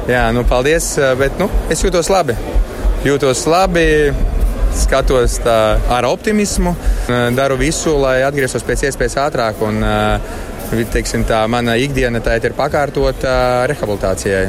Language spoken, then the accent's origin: Latvian; Latvia; mēs esam tie latvieši